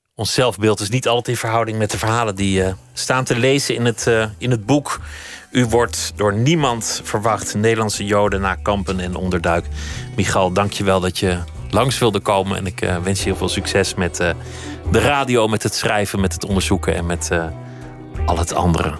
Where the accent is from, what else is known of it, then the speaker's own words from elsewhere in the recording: Oegstgeest, South Holland, Netherlands; mijn geboortedorp Oegstgeest